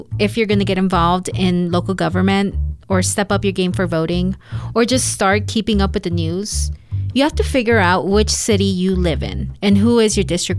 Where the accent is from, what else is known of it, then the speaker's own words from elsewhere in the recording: Chula Vista, California, United States; I grew up in Chula Vista